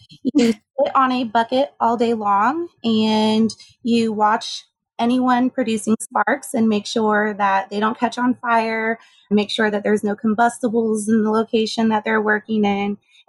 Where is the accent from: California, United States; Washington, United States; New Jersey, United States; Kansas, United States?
Kansas, United States; Junction City; born there; So I grew up as an army brat. As they say, my father was in the army. So he was stationed in Junction City, Kansas when I was born.